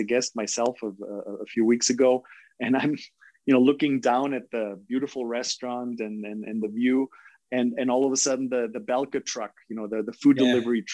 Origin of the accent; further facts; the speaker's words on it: Germany; now in Costa Rica; you're German